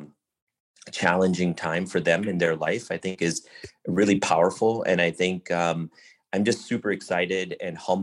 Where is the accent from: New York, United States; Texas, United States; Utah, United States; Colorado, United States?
New York, United States; Buffalo; also born or lived in southern India / Chicago; growing up in Buffalo, New York, I was part of the typical South Asian culture